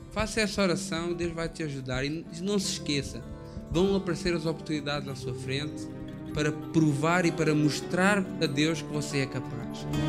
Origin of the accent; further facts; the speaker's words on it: Portugal; Eu sou português